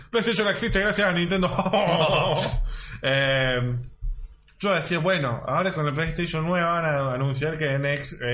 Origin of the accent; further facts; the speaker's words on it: Córdoba, Argentina; Salió súper cordobés, cordobés. bueno, somos de Córdoba, ¿qué esperas?